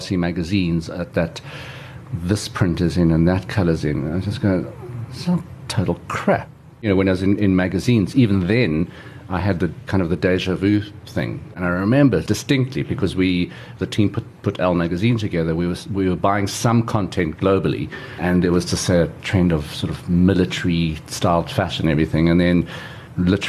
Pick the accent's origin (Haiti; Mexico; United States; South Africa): South Africa; my family has been in South Africa since the late 19th century.